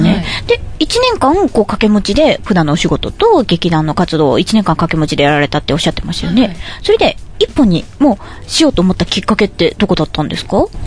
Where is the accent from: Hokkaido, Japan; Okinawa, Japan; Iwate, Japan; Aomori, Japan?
Aomori, Japan; moved away as an adult; also born or lived in Tokyo; now in Toyooka, Japan; 私は青森出身です。青森はい。はい。青森から東京に移住